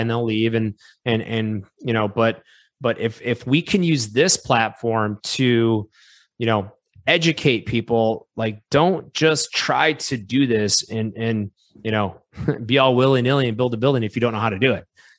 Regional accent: Wisconsin, United States; We're both from Wisconsin.

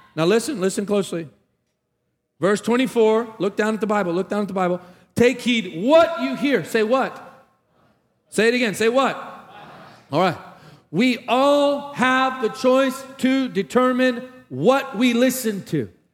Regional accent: Tarpon Springs, Florida, United States; moved away; Chris and I grew up in the same hometown, a little Greek town named Tarpon Springs

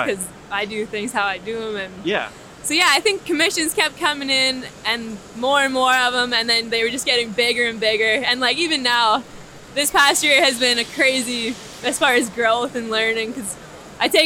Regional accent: Edmonton, Alberta, Canada; I'm originally from Alberta, Edmonton, Alberta

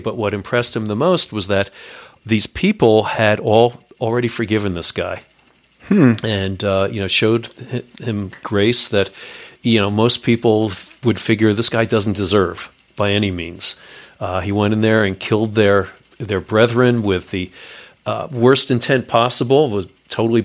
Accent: New York, United States; I'm from New York

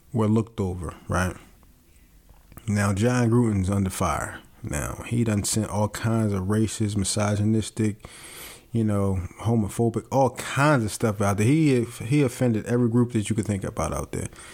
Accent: Philadelphia, Pennsylvania, United States; growing up in Philadelphia

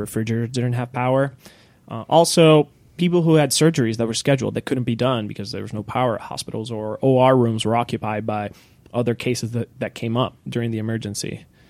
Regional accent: Puerto Rico; moved away; born and raised in Puerto Rico

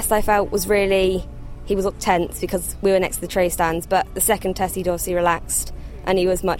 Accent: Exeter, South West England, United Kingdom; I ride Reset Sir Lancelot. I'm from Exeter

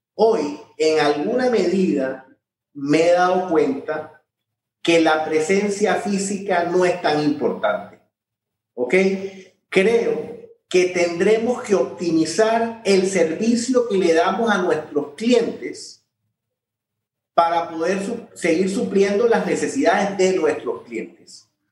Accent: Panama

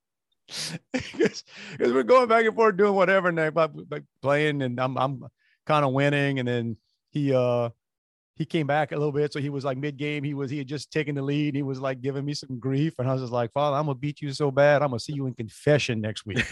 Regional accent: New Orleans, Louisiana, United States; moved away; We grew up in New Orleans.

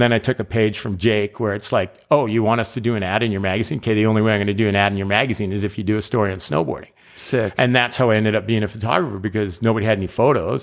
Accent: Calgary, Alberta, Canada; I'm from Calgary

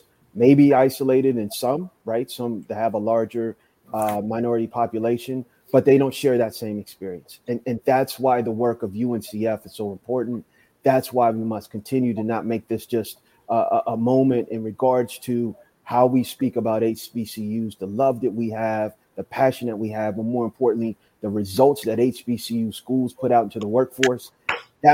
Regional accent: Rockville, Maryland, United States; I grew up in Maryland, outside of D.C., a city called Rockville, Maryland

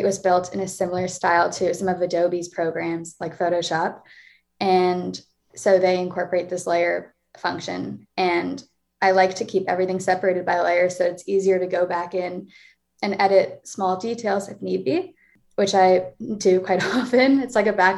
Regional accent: Toronto, Ontario, Canada; moved away as an adult; now in Montreal, Canada; I am 22, I'm from Toronto

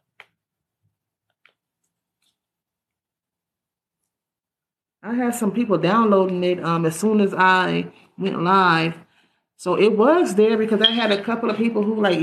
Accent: California, United States; I'm from California

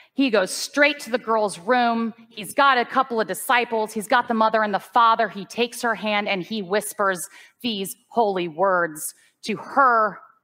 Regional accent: United States; I'm an American person.

